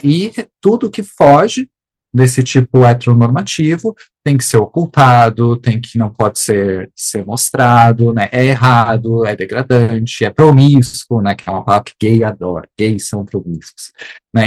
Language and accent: Portuguese; South Region, Brazil; Eu sou, eu sou do Sul